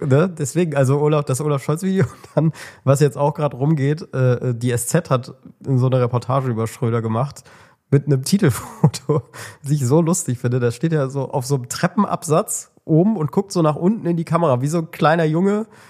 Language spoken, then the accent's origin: German; Germany; als Deutscher